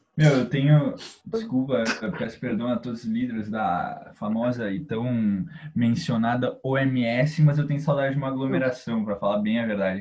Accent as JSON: {"language": "Portuguese", "town": "Porto Alegre", "region": "Rio Grande do Sul", "country": "Brazil", "said": "a gente é de Porto Alegre"}